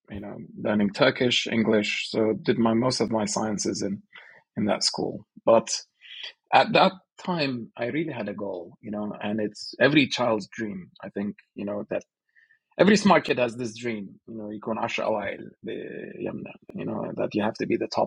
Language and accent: English; Sulaymaniyah, Sulaymaniyah Governorate, Iraq; Uh, I'm Kurdish from Slemani. Uh, so, these are the basics of uh, my identity. You know, born 1985.